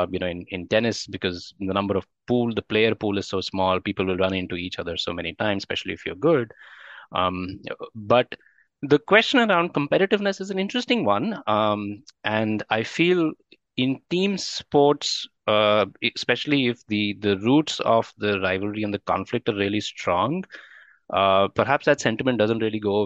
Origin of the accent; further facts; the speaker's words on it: Delhi, India; as a young boy growing up in Delhi